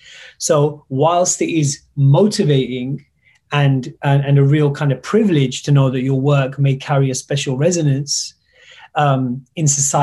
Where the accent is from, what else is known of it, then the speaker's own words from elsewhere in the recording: United Kingdom; I am British, and so the feeling of suddenly realizing whether you're welcome here or you belong in a certain place